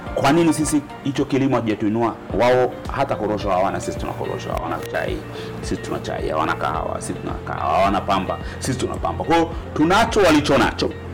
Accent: Tanzania; taifa letu

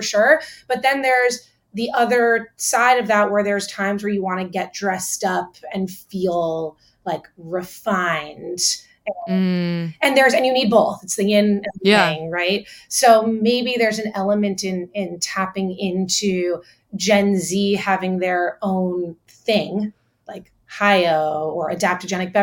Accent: Miami, Florida, United States; growing up in Miami, there's such a focus on like nightlife

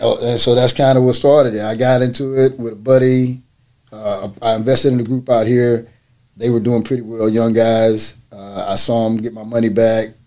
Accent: Orange, Texas, United States; also born or lived in North Carolina; I'm actually I was born in North Carolina, raised in Orange, Texas

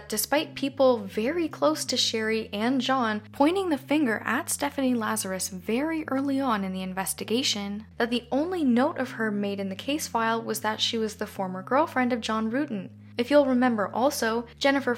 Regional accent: Canada; I'm Canadian

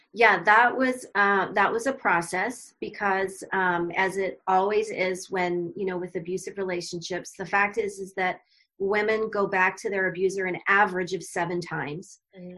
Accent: Arizona, United States; moved away as an adult; moved back to my home state of Arizona

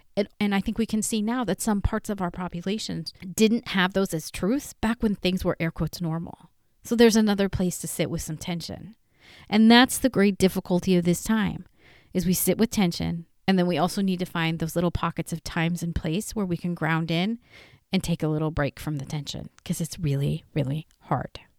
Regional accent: Northern California, United States; I am from Northern California

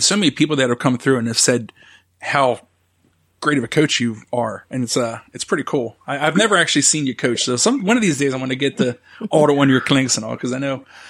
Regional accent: Pennsylvania, United States; now in Maryland, United States; I grew up in Pennsylvania, and I actually felt funny, like, claiming Maryland as home

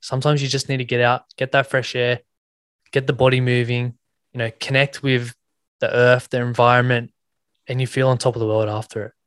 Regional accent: Sydney, New South Wales, Australia; I grew up in Western Sydney, um, New South Wales

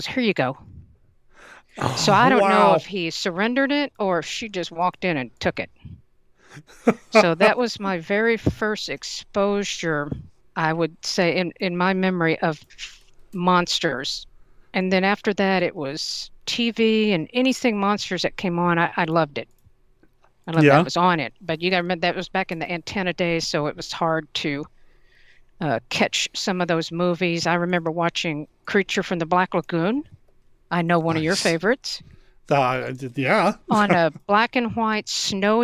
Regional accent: East Tennessee, United States; I'm from East Tennessee.

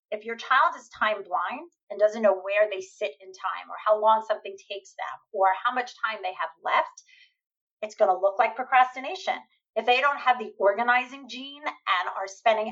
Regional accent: New York, United States; I'm a New Yorker

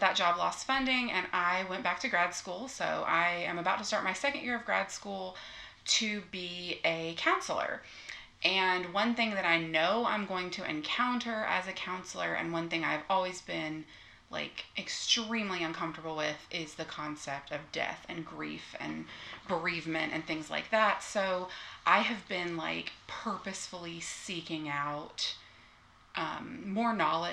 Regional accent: the South, United States; we're from the South

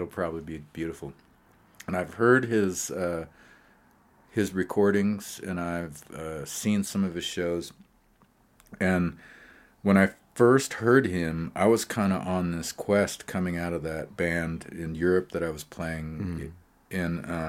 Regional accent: Great Falls, Montana, United States; I was saying earlier about growing up in Great Falls. I didn't know anything about what was going on in New York City.

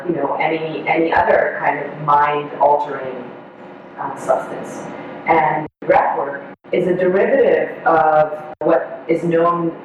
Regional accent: Israel; first language Hebrew; English is a second language; I'm Israeli, so my native tongue is Hebrew

